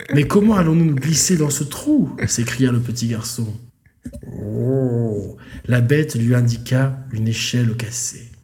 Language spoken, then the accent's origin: French; Provence-Alpes-Côte d'Azur, France; nous, en tant que provençaux